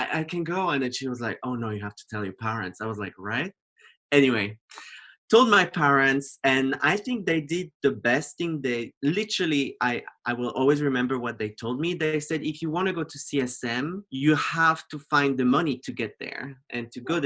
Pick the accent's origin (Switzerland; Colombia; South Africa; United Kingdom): Switzerland; French-speaking Switzerland, Romandy; moved away as an adult; also born or lived in Geneva; I grew up in Switzerland in a very conservative village. It's on the French side of Switzerland, so it's south.